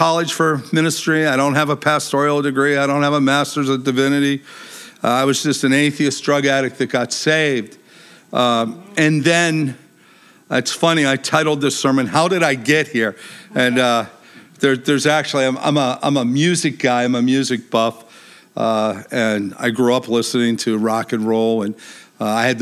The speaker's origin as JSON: {"language": "English", "town": "Pittsburgh", "region": "Pennsylvania", "country": "United States", "tie": "born or raised there", "moved": "yes", "said": "I grew up in Pittsburgh, Pennsylvania"}